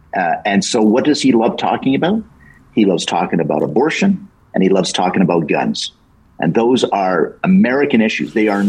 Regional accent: Canada; And it was driving me crazy as a Canadian.

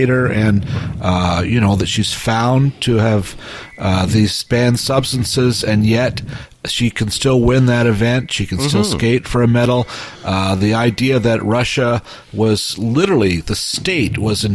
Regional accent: Toronto, Ontario, Canada; my past growing up in Etobicoke

